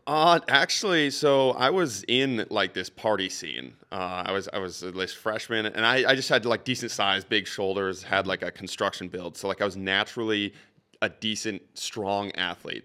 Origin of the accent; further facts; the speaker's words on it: Saint Cloud area, Minnesota, United States; moved away as an adult; now in Saint Paul, United States; I was back home, uh, in the Saint Cloud area, really, really small town